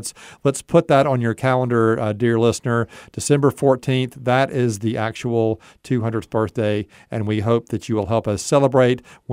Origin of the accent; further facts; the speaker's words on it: New Orleans, Louisiana, United States; now in Huntsville, United States; I'm from New Orleans